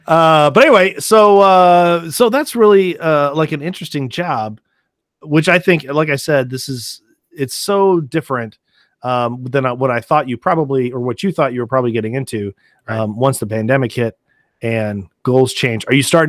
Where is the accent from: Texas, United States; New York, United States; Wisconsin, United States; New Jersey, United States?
Wisconsin, United States; Sheboygan; moved away; I was born in Sheboygan, Wisconsin. So I know how cold it gets up there.